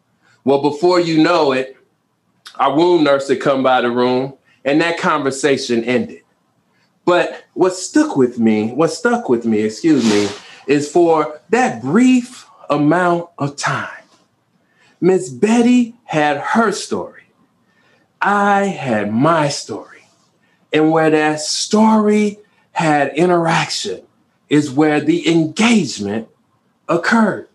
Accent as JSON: {"language": "English", "town": "Chicago", "region": "Illinois", "country": "United States", "tie": "born or raised there", "said": "I grew up in the city of Chicago. I was born on the South Side."}